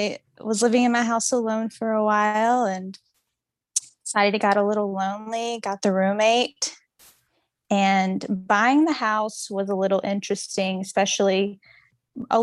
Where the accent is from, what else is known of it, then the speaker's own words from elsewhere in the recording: Mississippi, United States; I am from Mississippi